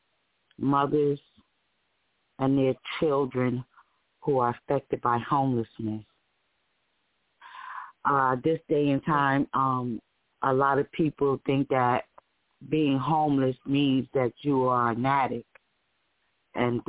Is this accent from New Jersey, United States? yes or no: yes; Paterson, New Jersey, United States; now in Bogota, United States; I'm from Paterson, New Jersey